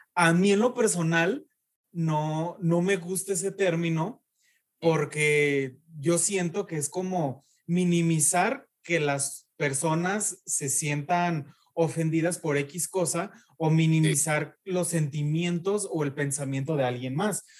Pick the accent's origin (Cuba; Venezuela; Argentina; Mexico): Mexico; Jesús María, Jalisco; accent: ranchero; moved away as an adult; now in Guadalajara, Mexico